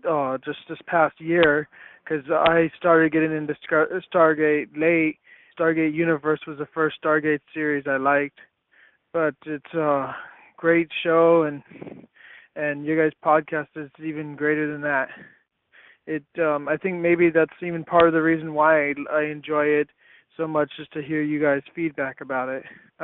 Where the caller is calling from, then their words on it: Hawaii, United States; from Hawaii, and I just want to say great job on 100 episodes.